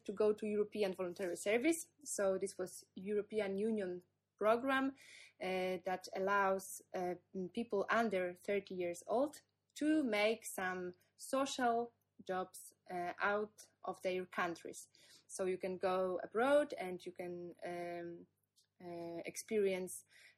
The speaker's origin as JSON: {"language": "English", "country": "Poland", "also_born_or_lived": "Warsaw", "said": "from Poland, based in Warsaw right now."}